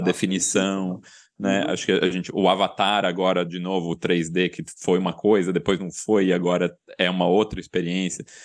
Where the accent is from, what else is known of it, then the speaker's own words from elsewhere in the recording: Itu, São Paulo, Brazil; minha infância foi em Itu, no interior de São Paulo